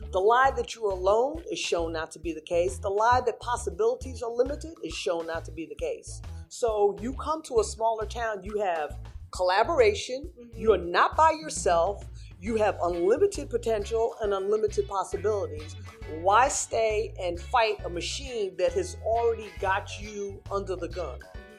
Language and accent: English; New York City, New York, United States; moved away as an adult; also born or lived in Washington, District of Columbia, United States; now in Rocky Mount, United States; I'm from the Bronx, they're doing it in the Bronx. I have a place in DC